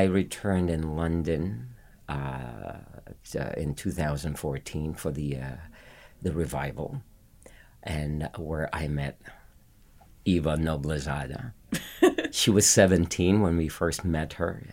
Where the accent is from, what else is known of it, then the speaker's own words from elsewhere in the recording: Philippines; moved away as an adult; I was living in the Philippines, born and raised in the Philippines